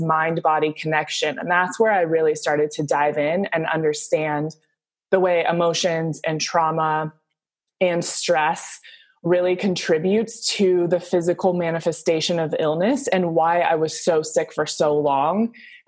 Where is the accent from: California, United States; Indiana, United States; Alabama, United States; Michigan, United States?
California, United States; Southern; I grew up in Southern California, played volleyball at USC